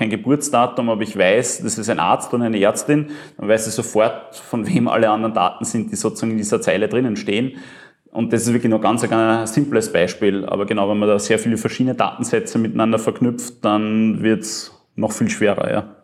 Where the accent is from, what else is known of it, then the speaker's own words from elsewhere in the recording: Upper Austria, Austria; now in Vienna, Austria; Ich bin ursprünglich aus Oberösterreich, lebe Großteil der Zeit in Wien